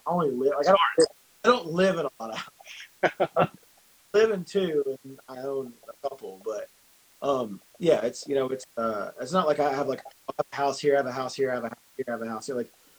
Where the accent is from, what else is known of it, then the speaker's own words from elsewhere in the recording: the South, United States; I collect a lot of guns. Sorry. I'm from the South.